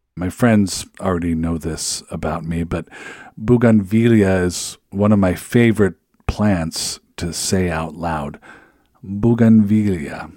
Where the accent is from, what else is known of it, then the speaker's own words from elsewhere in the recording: Seattle, Washington, United States; moved away; I'm originally from Seattle